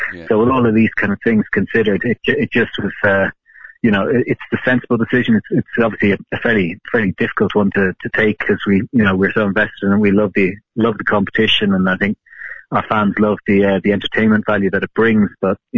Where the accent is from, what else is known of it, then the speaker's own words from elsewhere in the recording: Ireland; In Ireland, my home country